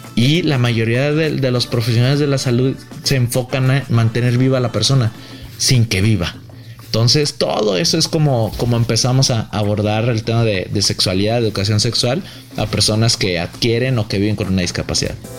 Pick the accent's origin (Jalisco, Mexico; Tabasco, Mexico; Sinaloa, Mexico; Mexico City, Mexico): Jalisco, Mexico; Guadalajara; yo soy de Guadalajara